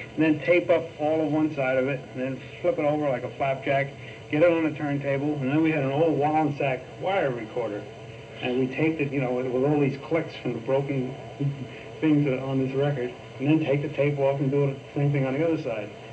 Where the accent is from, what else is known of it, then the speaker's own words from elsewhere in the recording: New York City, New York, United States; I was born in Brooklyn, New York